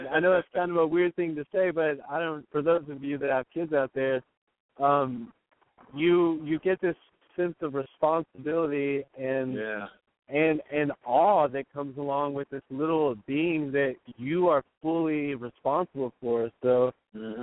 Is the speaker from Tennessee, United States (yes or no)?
yes; Nashville, Tennessee, United States; I grew up in Nashville, you know, it's a little more conservative